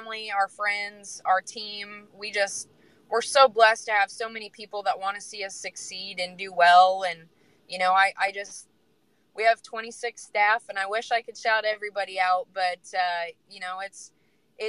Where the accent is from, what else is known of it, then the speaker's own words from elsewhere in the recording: Illinois, United States; now in Burlington, United States; I grew up in Illinois, so I also have that network in Illinois